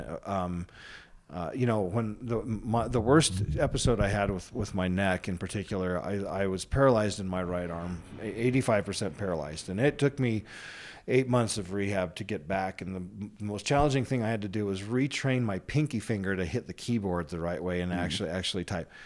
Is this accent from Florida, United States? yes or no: no; Colorado, United States; also born or lived in Washington, D.C.; now in Utah, United States; I was raised most of my life in, the, in Colorado